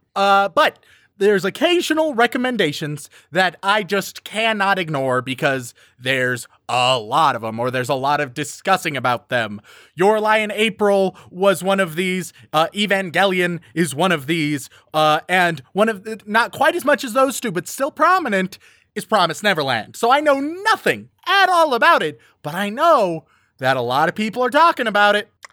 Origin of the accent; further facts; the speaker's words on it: United States; I am an American